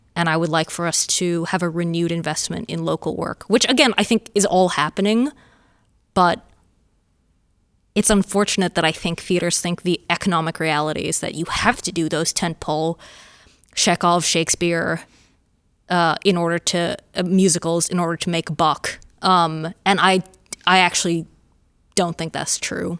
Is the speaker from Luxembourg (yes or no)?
no; Australia; a Australian playwright